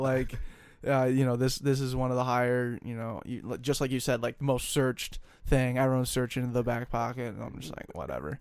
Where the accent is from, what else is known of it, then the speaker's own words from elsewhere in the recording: Colorado, United States; I am from Colorado